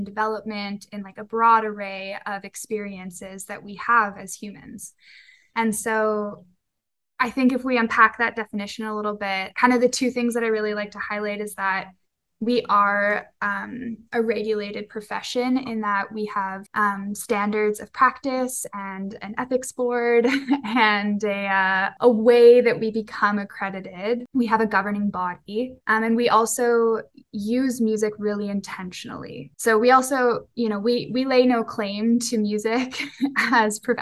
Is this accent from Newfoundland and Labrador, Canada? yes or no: no; Victoria, British Columbia, Canada; moved away as an adult; now in Kelowna, Canada; I am also living here in Kelowna, but I'm originally from Victoria